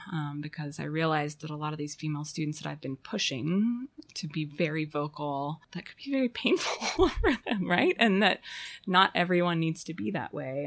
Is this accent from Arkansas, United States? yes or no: yes; Fayetteville, Arkansas, United States; moved away as an adult; also born or lived in Chicago; I was born in Fayetteville um, and stayed here until 1999